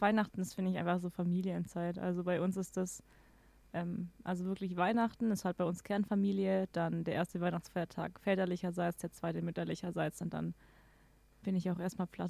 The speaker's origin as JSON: {"language": "German", "area": "Swabia", "region": "Baden-Württemberg", "country": "Germany", "moved": "yes", "lives_now": "Regensburg, Germany", "said": "ich komme ja aus dem Schwabeländle"}